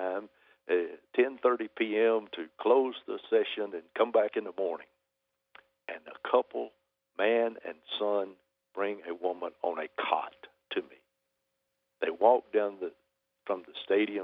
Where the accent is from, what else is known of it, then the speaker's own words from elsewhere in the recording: Alabama, United States; from Alabama